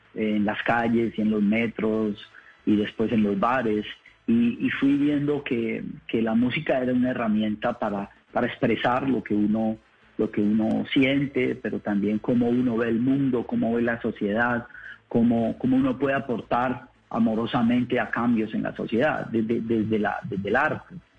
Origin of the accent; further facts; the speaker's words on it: Colombia; moved away; also born or lived in Paris, France; yo soy de Colombia